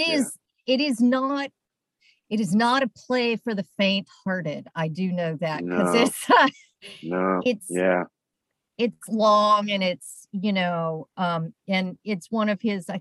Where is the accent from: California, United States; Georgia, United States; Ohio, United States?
Georgia, United States; Atlanta; I grew up in Atlanta.